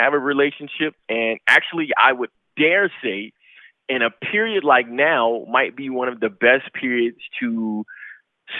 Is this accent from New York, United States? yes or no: yes; New York, United States; I'm from New York